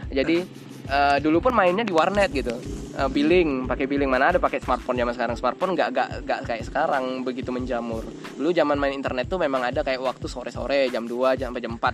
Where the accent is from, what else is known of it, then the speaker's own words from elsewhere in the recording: Jambi, Indonesia; saya misalkan di, saya orang Jambi ya saya nggak berteman dengan orang Jambi kebanyakan